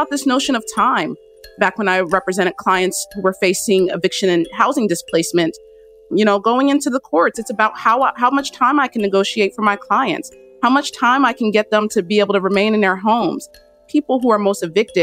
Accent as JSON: {"language": "English", "town": "Trenton", "region": "New Jersey", "country": "United States", "tie": "born or raised there", "said": "I was born in Trenton, New Jersey"}